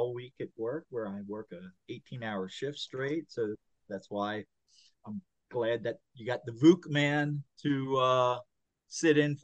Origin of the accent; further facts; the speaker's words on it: Maryland, United States; we grew up in Maryland.